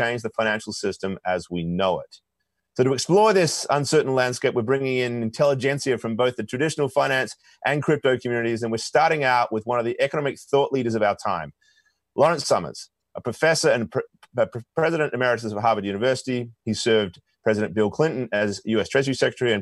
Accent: Perth, Western Australia, Australia; my hometown of Perth

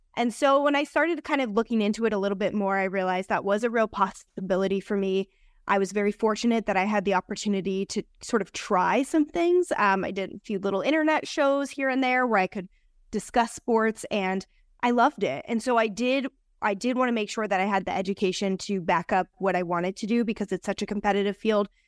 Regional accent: New Jersey, United States; moved away as an adult; also born or lived in New York City; now in Las Vegas, United States; I was raised over there

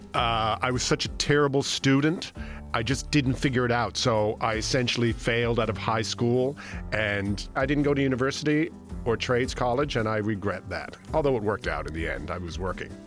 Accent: St. John's, Newfoundland and Labrador, Canada; now in Toronto, Canada; I grew up just outside of Saint John's, Newfoundland

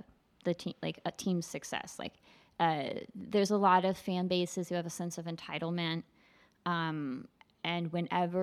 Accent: Texas, United States; I'm from Texas

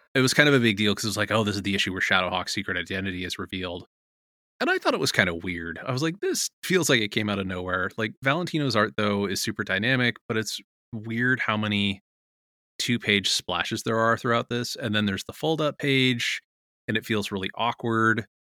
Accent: Contra Costa County, California, United States; My teen years were in the Contra Costa County

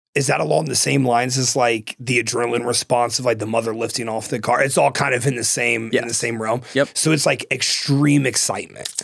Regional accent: Ohio, United States; moved away; where I'm from, you have like you know shitty salmon and like shitty cod. Like it's fucking Ohio

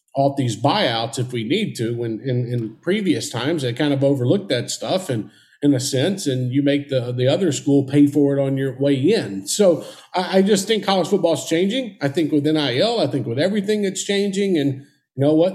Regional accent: Mobile, Alabama, United States; Mobile, Alabama, my hometown

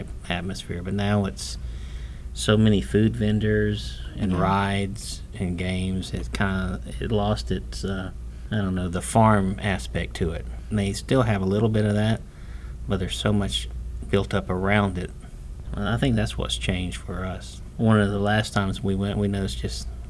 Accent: Plant City, Florida, United States; I was born in Plant City and have lived here all my life.

